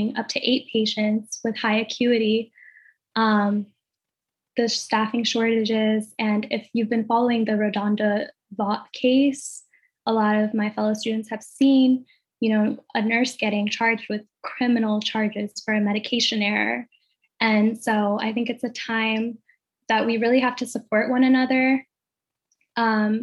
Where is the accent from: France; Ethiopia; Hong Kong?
Ethiopia; now in United States; growing up in Ethiopia